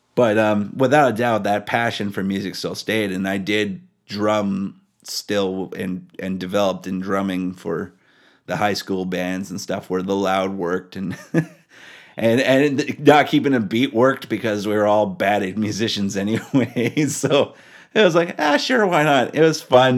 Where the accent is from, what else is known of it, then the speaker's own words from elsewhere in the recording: Powell River, British Columbia, Canada; also born or lived in Alaska; I grew up in a small town called Powell River.